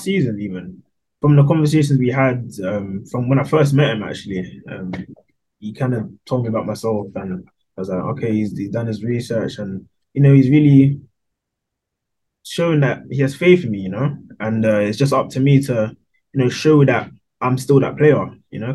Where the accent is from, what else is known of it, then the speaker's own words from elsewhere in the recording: London, United Kingdom; So obviously grew up in Wembley, London.